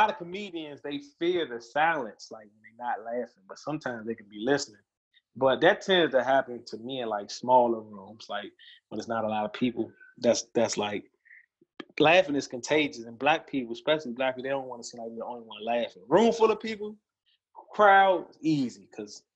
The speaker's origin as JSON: {"language": "English", "town": "Seat Pleasant", "region": "Maryland", "country": "United States", "said": "I'm from C Pleasant"}